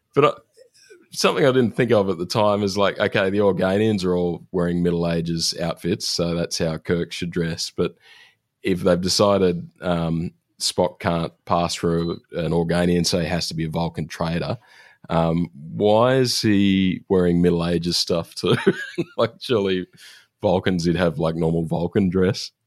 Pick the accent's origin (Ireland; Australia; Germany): Australia